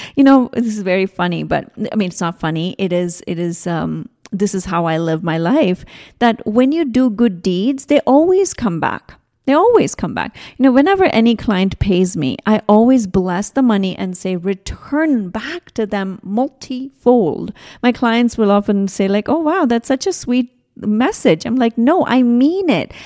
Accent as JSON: {"language": "English", "region": "South India", "country": "India", "tie": "born or raised there", "said": "I grew up in India. I come from a very, very traditional Indian, South Indian family."}